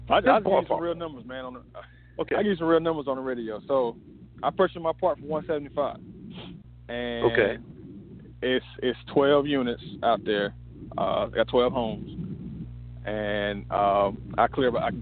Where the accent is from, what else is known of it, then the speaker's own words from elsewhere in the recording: Washington County, Middle Georgia, United States; I also own an RV park back in my hometown in Washington County.